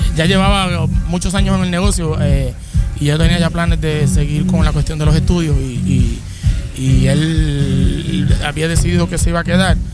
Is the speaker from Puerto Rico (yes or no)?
yes; San Sebastián, Puerto Rico; somos naturales de San Sebastián, del área oeste